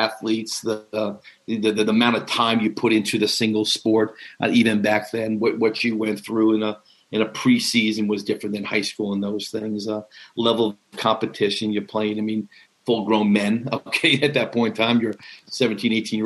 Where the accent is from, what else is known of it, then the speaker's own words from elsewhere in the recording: Long Island, New York, United States; where I grew up on Long Island